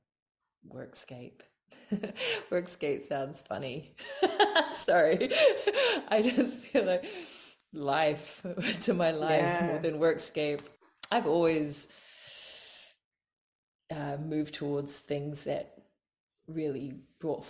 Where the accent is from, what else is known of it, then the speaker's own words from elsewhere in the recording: Samoa; also born or lived in New Zealand; now in Australia; I grew up in Samoa, which is a group of very small islands in the South Pacific